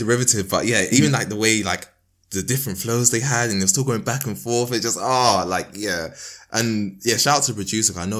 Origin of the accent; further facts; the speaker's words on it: London, United Kingdom; my hometown, like, you know, Crystal Palace / Penge